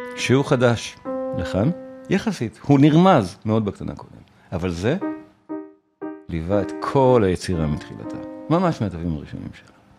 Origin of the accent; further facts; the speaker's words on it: Israel; אנחנו כישראלים